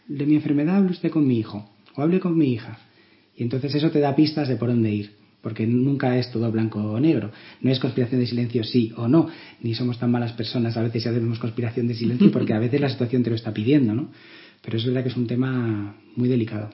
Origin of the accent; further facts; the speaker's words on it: Málaga, Andalusia, Spain; moved away; Yo vengo de Málaga, que es allí donde me formé como médico